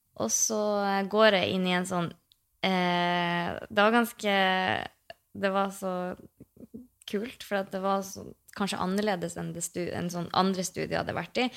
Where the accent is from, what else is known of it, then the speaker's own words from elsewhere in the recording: Mosjøen, Nordland, Norway; Jeg bodde jo hjemme i Mosjøen